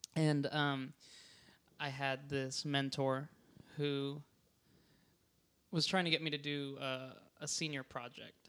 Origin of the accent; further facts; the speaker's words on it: Hawaii, United States; now in Portland, United States; I grew up in Hawaii